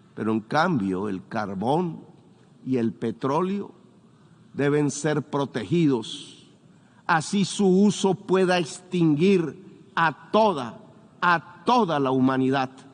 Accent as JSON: {"language": "Spanish", "country": "Colombia"}